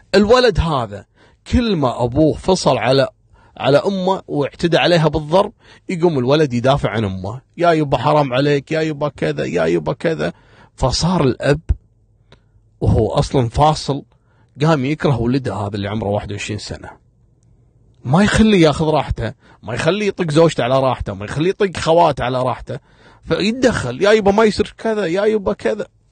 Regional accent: Kuwait; من المناطق القديمة عندنا في الكويت

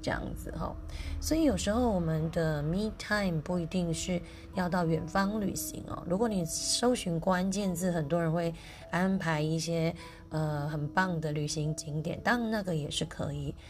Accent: Lukang, Changhua County, Taiwan; moved away; 我是鹿港通，我从小在鹿港长大

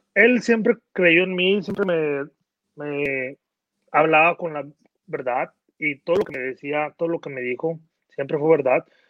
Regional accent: Mexico; moved away; yo que nací en México

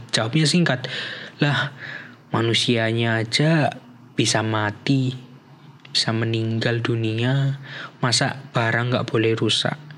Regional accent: Java, Indonesia; Jadi dan hebatnya lagi nih orang Indonesia ini kita memiliki privilege sebagai orang Indonesia atau sebagai orang Jawa nih kayak saya yaitu dalam literatur Jawa

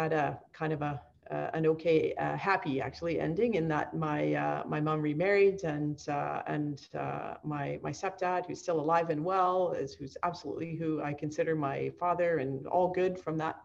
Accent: Kamloops, British Columbia, Canada; I'm from British Columbia, born and bred here, either on the coast or spent most of my sort of formative years in the interior in Kamloops

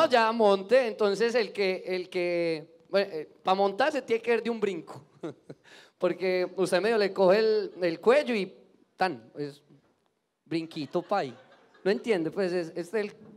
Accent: Bello, Antioquia, Colombia

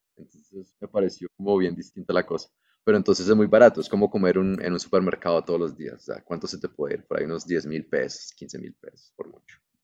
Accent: Colombia; soy colombiano

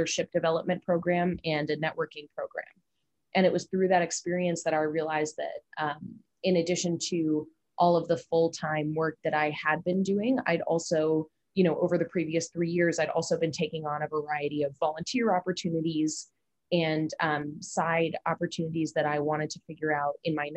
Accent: United States; also born or lived in China; now in Hong Kong; as an American

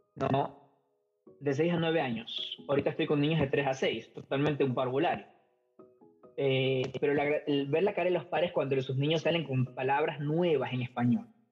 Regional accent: Ecuador; moved away as an adult; now in United States; soy ecuatoriano desde mi apellido indio hasta las patas

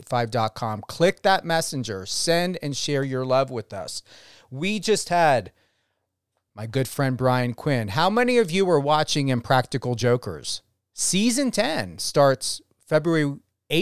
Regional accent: New Jersey, United States; moved away; my home state of New Jersey

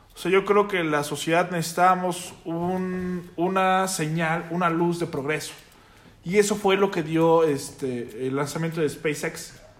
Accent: Mexico

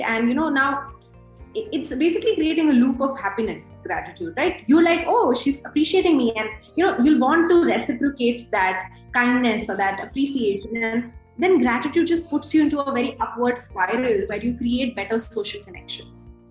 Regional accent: Delhi, India; also born or lived in Jamshedpur; I've been born and brought up in Delhi

